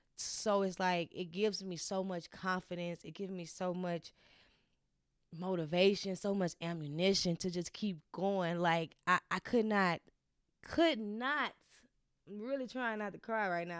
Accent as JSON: {"language": "English", "town": "Baton Rouge", "region": "Louisiana", "country": "United States", "tie": "born or raised there", "moved": "as an adult", "lives_now": "Los Angeles, United States", "said": "born and raised Baton Rouge, Louisiana"}